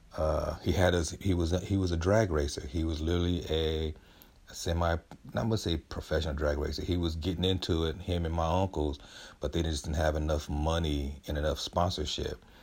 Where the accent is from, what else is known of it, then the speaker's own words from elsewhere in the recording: San Diego, California, United States; I'm from San Diego, where we have a five or six Heisman Trophy winners, and, and I grew up not too far from Lincoln High